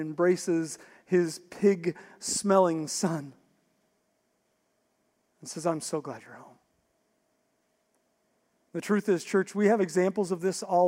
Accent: West Virginia, United States; I grew up in West Virginia

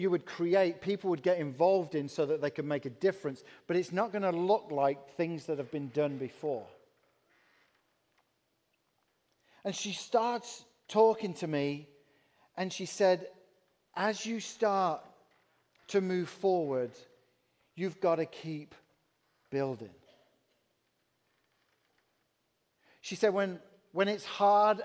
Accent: England, United Kingdom; accent: English; moved away as an adult; now in Peoria, United States; I'm from England.

